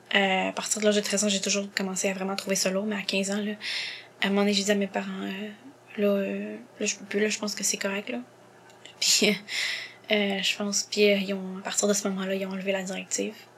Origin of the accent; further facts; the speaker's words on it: Montreal, Quebec, Canada; Et elle m'a eu ici à Montréal en 96. Donc euh, je suis née ici